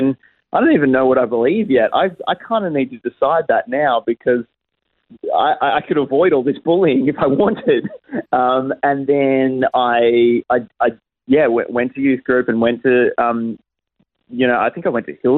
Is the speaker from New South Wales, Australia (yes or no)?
no; Geelong, Victoria, Australia; moved away as an adult; now in Adelaide, Australia; I was raised and born in Geelong and lived there for the first sort of, 20-odd years of my life.